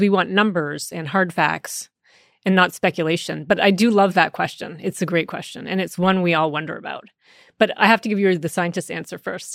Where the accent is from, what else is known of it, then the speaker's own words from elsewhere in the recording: Canada; first language English; I grew up in Canada, where French is supposedly taught to all of us English-speaking Canadians.